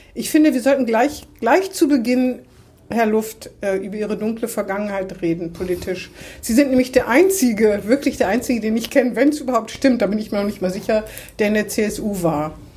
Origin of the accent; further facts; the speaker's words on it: Hannover, Lower Saxony, Germany; Ich bin auch in Hannover geboren.